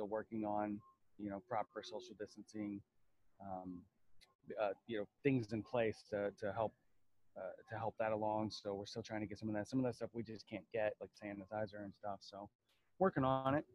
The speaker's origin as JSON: {"language": "English", "region": "the South", "country": "United States", "tie": "born or raised there", "said": "I grew up in the South"}